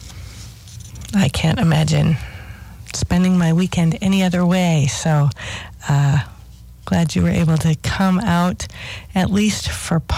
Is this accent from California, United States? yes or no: no; South Dakota, United States; my home on the prairie in South Dakota.